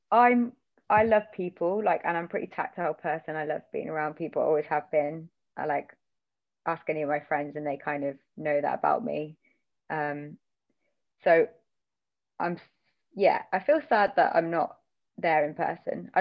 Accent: Banbury, South East England, United Kingdom; now in Bristol, United Kingdom; I grew up like in between Northamptonshire and Oxfordshire, like on the border in a really, really awful village

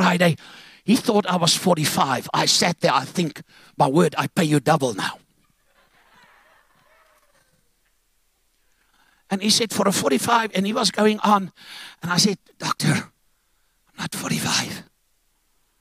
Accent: Zambia; moved away; also born or lived in Cape Town; I was born in Zambia, and they had Caricots there.

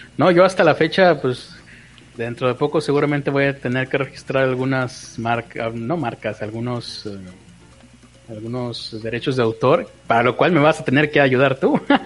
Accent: Mexico; yo soy mexicano

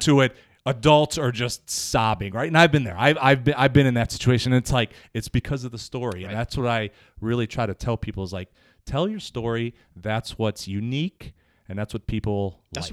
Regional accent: Cleveland, Ohio, United States; moved away as an adult; now in Somerville, United States; I'm originally from Cleveland.

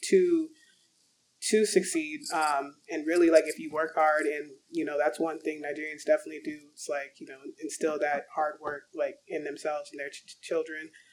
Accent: Arizona, United States; growing up in Arizona

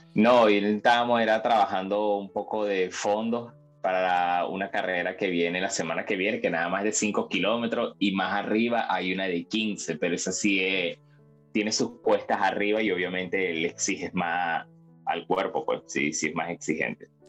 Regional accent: Venezuela; moved away as an adult; now in Peru; obviamente soy venezolano

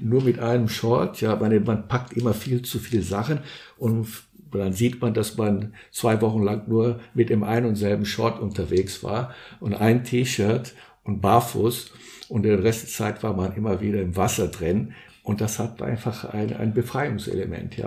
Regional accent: São Paulo, Brazil; moved away; also born or lived in Guarujá; Ich bin in Brasilien geboren und aufgewachsen. Und äh, wir wohnten in São Paulo.

